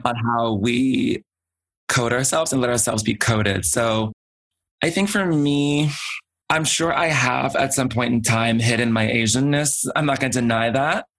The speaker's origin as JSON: {"language": "English", "region": "Georgia", "country": "United States", "tie": "born or raised there", "said": "we grew up in Georgia"}